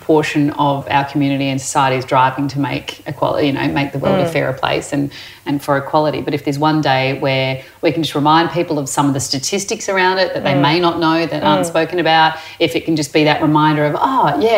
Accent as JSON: {"language": "English", "town": "Perth", "region": "Western Australia", "country": "Australia", "tie": "born or raised there", "also_born_or_lived": "Adelaide, South Australia", "said": "I grew up in Perth, born in Adelaide but grew up in Perth."}